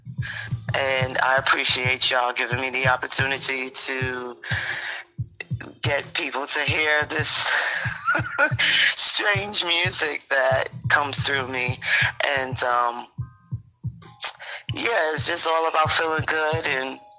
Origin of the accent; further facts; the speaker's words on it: New York City, New York, United States; I was born at Brookdale Hospital